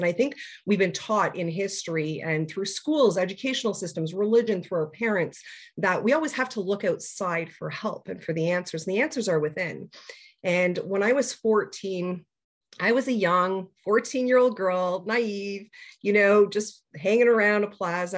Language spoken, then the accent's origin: English; Toronto, Ontario, Canada; I hail from Toronto, Ontario, Canada, born and raised.